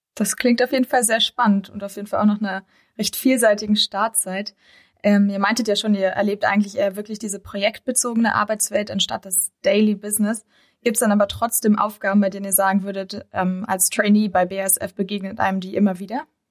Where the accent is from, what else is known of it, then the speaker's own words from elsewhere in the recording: near Heidelberg, Baden-Württemberg, Germany; moved away as an adult; also born or lived in Mannheim; now in Berlin, Germany; komme eigentlich aus Baden-Württemberg, aus einer Stadt in der Nähe von Heidelberg